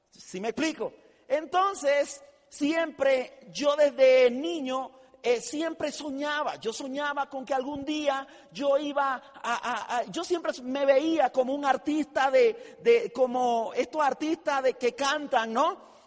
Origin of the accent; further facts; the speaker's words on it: Tijera de Boquerón, Chiriquí, Panama; yo eh, eh, soy panameño, nazco en un pueblo muy humilde en la República de Panamá, un pueblo que se llama Tijera de Boquerón